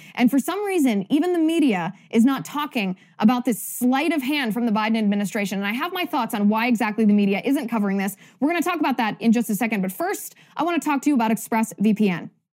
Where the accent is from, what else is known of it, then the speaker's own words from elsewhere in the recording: Cincinnati, Ohio, United States; I grew up in Cincinnati